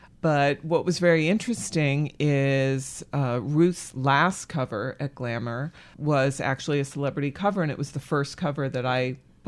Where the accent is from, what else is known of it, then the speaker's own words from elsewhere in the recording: Framingham, Massachusetts, United States; I was born and raised in Massachusetts, outside of Boston, in the burbs, Framingham.